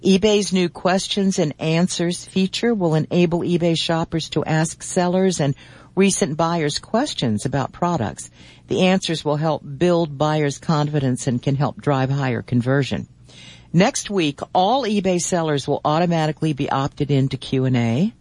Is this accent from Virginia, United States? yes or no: yes; Virginia, United States; Charlottesville, Virginia, my home state